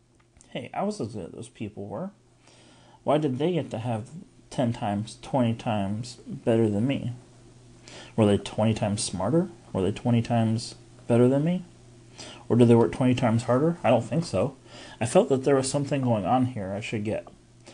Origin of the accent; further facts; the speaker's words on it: Albuquerque, New Mexico, United States; I was born and raised in Albuquerque. My dad died when my brother, sister, and I were just kids, and somehow my mom held everything together.